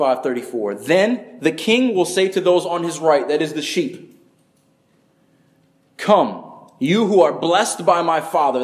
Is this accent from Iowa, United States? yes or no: no; upstate New York, United States; now in Florida, United States; I grew up in upstate New York